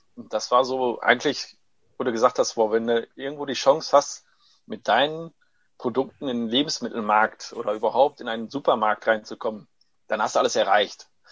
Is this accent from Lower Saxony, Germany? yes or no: no; Heiden, North Rhine-Westphalia, Germany; German is a second language; also born or lived in Corato, Apulia, Italy; geborener Italiener, äh, mit neun Jahren nach äh, Deutschland gekommen, direkt nach Heiden